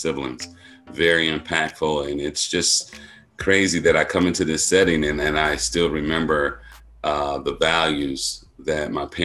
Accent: Milwaukee, Wisconsin, United States; I grew up in Milwaukee

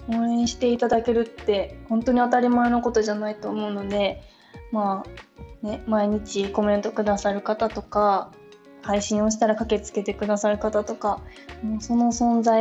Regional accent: Shiga, Japan; 私出身は滋賀なんです

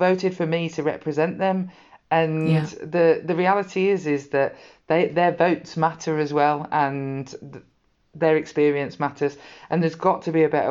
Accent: Birmingham, West Midlands, United Kingdom; I come from Birmingham, the farthest away from the sea.

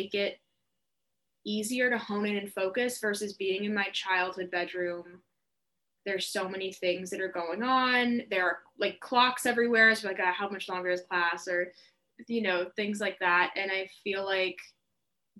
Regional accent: Atlanta, Georgia, United States; moved away as an adult; now in Boston, United States; I'm from Atlanta, Georgia, which is a pretty big part of my personality and my identity

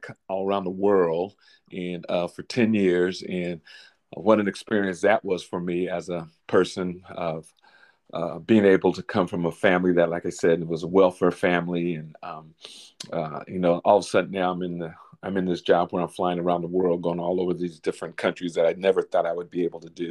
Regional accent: Alameda, California, United States; I grew up in Alameda, California, right outside of Oakland in Northern California

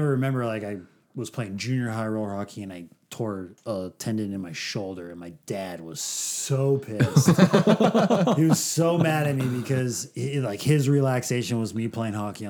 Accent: Southern California, United States; growing up in SoCal, we played roller hockey

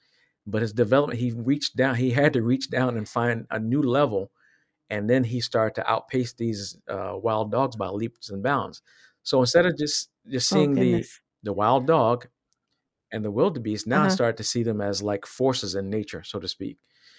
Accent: Virginia, United States; I was raised in Virginia. And so in Southwest Virginia.

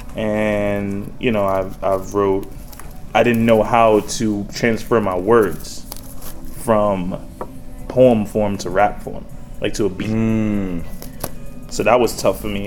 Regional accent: New York City, New York, United States; also born or lived in Baltimore, Maryland; raised in New York

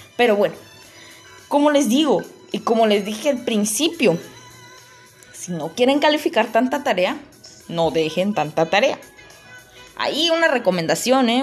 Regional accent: Palenque, Chiapas, Mexico; aquí en Palenque, de donde yo soy

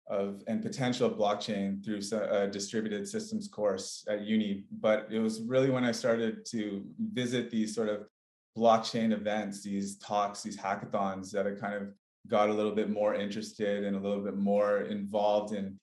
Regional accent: Canada; moved away as an adult; also born or lived in British Columbia / Barcelona, Spain; I'm originally from Canada.

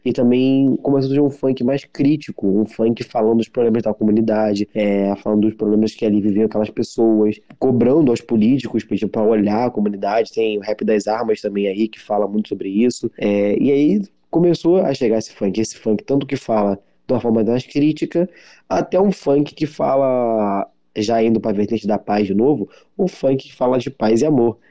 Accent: Rio de Janeiro, Brazil; sou do Rio de Janeiro

